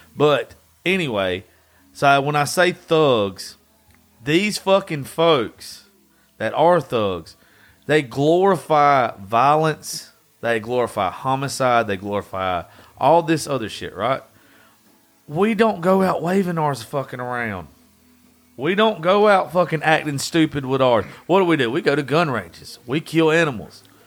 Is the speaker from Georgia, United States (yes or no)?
yes; Dodge County, Georgia, United States; I'm from Dodge County